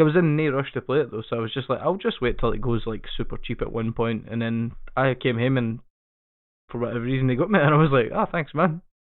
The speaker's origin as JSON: {"language": "English", "region": "Scotland", "country": "United Kingdom", "said": "I fucking hate being Scottish"}